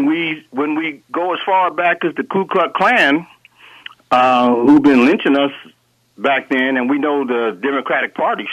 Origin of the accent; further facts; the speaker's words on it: Oakland, California, United States; moved away as an adult; now in Hayward, United States; I'm from Oakland, but I reside in Hayward now, as you know.